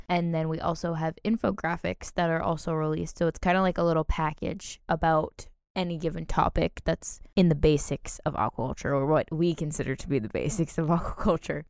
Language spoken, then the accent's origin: English; New Hampshire, United States; we're from New Hampshire